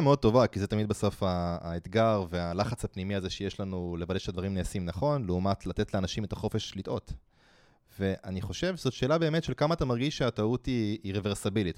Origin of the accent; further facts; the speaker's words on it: Israel